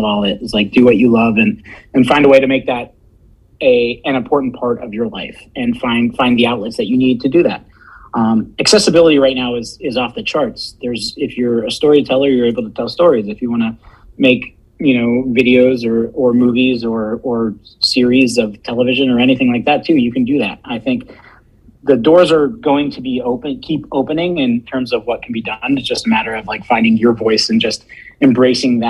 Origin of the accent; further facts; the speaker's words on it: Punxsutawney, Pennsylvania, United States; moved away as an adult; also born or lived in DuBois, Pennsylvania / Erie, Pennsylvania / Pittsburgh, Pennsylvania; we grew up in Punxsutawney